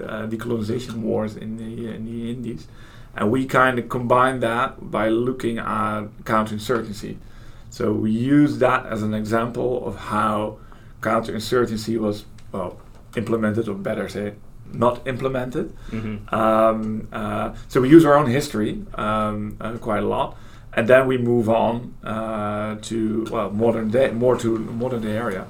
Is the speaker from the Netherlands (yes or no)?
yes; Holland, Netherlands; I'm from Holland